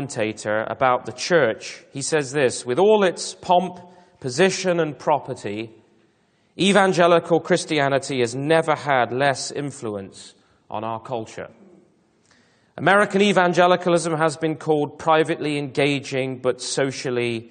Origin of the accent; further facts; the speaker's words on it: United Kingdom; I am British